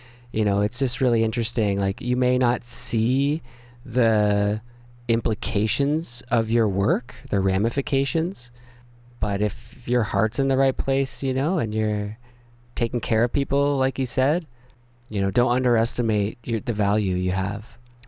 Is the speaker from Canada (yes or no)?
yes; Canada; Cause I'm from Canada.